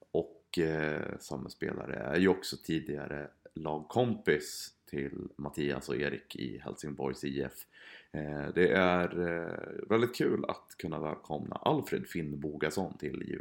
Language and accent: Swedish; Skåne, Sweden; Jag är ju halvdansk från Skåne